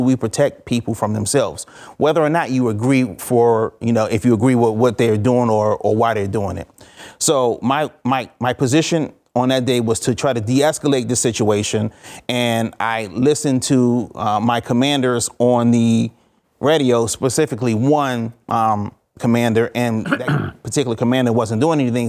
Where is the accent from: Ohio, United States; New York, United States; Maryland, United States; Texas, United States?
Maryland, United States; Forestville; also born or lived in Washington, D.C.; I was raised in a small town, Forestville, Maryland, um, a little bit outside of, um, Washington, D C